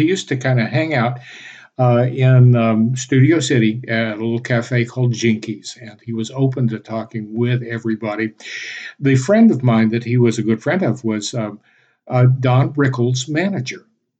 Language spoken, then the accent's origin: English; Texarkana, United States; my hometown is Texarkana, because it's supposed to be Texas, Arkansas, and Louisiana, where everything meets.